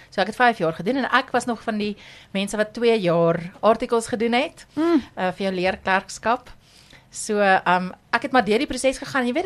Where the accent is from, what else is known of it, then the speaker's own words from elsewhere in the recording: Pretoria, Gauteng, South Africa; hier ek het hier groot geword, ek is hier getroud, ek het my kinders hier gehad, so ek is 'n opregte Pretoriaaner.